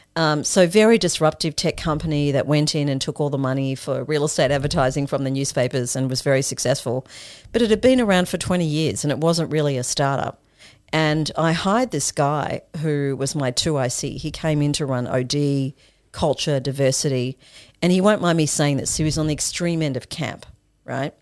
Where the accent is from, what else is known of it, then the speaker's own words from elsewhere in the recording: Australia; also born or lived in Zimbabwe; My family immigrated to Australia for a better life